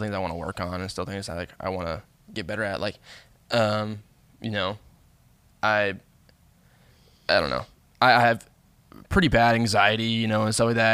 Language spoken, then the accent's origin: English; Bowling Green, Kentucky, United States; moved away; growing up in Bowling Green